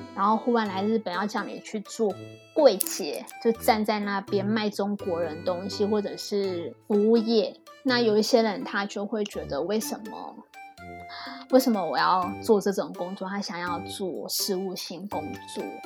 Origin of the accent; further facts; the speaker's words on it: Taiwan; moved away as an adult; now in Japan; 我们台湾人就比较直接